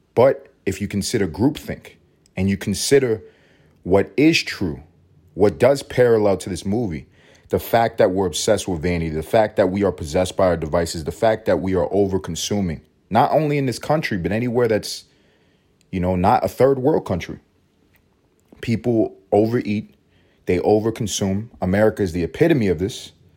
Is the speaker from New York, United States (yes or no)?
yes; New York City, New York, United States; I grew up in Harlem